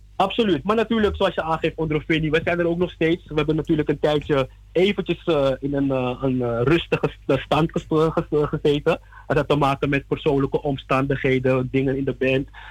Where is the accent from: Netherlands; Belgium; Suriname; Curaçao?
Suriname